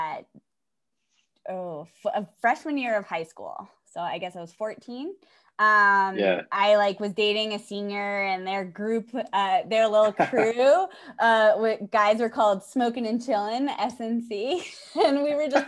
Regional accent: Pelham, New York, United States; also born or lived in Wildwood, New Jersey; I'm from New York. I'm downstate, okay. Just outside the city

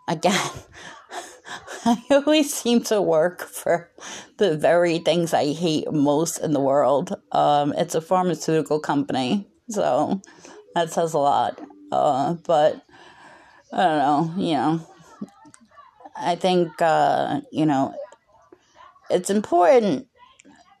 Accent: United States; as an American, it's the religion I know the most about

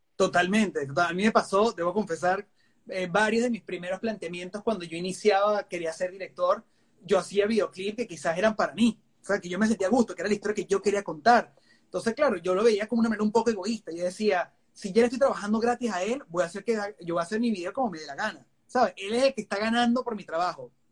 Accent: Venezuela; moved away as an adult; now in United States; Yo vengo de Venezuela

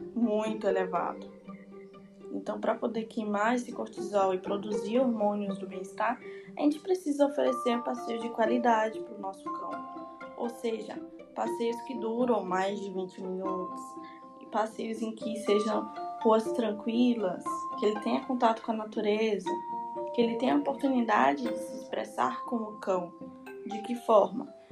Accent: Salvador, Bahia, Brazil; eu sou de Salvador, estudante de zootecnia na UFBA

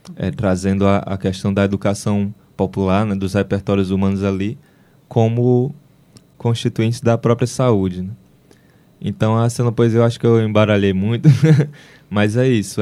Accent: Brazil; É, eu nasci em Capuí. Eu nasci em Capuí em 1994

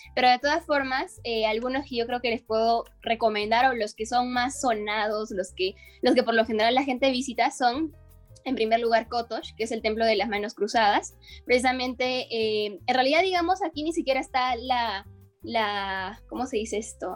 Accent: Huánuco, Peru

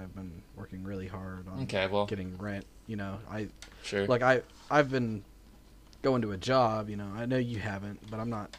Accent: United States; I'm an American

